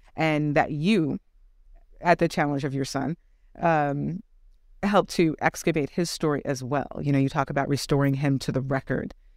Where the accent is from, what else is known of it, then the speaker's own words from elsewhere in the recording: Minneapolis, Minnesota, United States; my hometown of Minneapolis